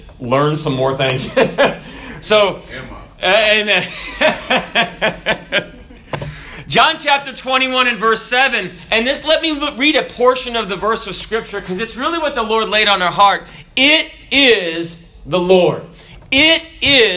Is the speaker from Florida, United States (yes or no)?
yes; Florida, United States; we Floridians